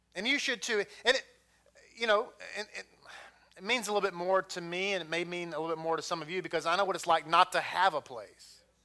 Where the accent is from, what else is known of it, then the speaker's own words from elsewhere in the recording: Texas, United States; I'm from Texas